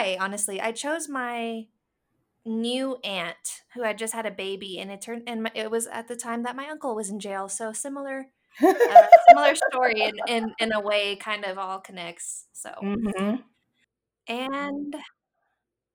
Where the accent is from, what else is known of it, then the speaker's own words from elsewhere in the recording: San Angelo, Texas, United States; moved away; I traveled to my hometown in San Angelo, Texas